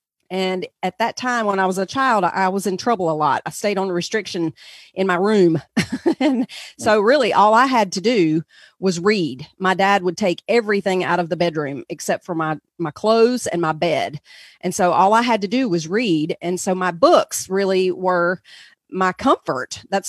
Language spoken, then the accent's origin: English; North Carolina, United States; I'm sure everyone can tell already that I'm from the South in the United States. So in the southern part of the country, we lived in North Carolina mostly.